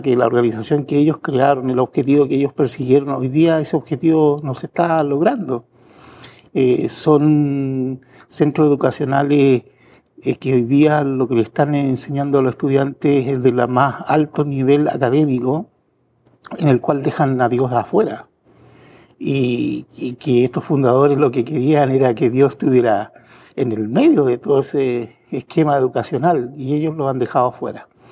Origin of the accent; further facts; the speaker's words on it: Chile; yo soy chileno